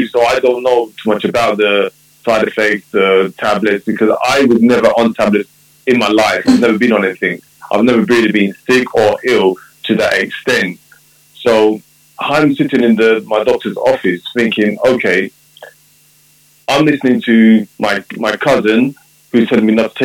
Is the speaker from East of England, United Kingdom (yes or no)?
no; London, United Kingdom; I was born in London, UK, of Jamaican parents.